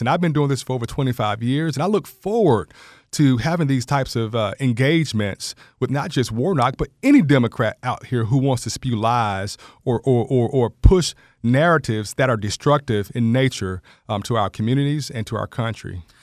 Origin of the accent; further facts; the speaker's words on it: Georgia, United States; also born or lived in Macon, Georgia / Cobb County, Georgia; I'm a Georgia native, born and raised here in Georgia